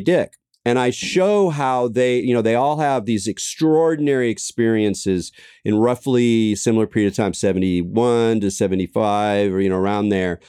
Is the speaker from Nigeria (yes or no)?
no; Southern California, United States; moved away as an adult; also born or lived in New York; growing up in Southern California